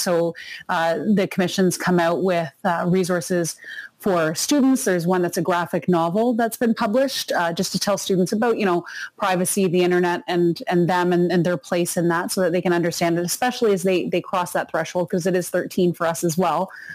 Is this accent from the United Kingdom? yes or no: no; Canada; we're Canadian